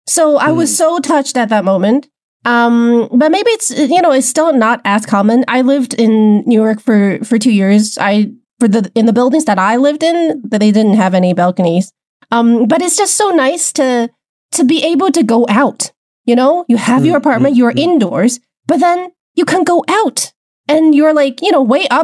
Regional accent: Wuhan, Hubei, China; growing up in China, I grew up in Wuhan

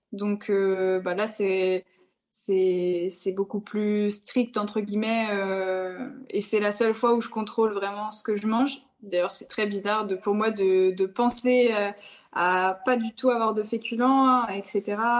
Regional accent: the North, Hauts-de-France, France; je viens, je viens, du Nord

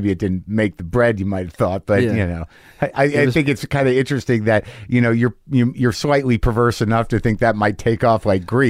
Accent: New Mexico, United States; I grew up in New Mexico. Espanola is like the capital.

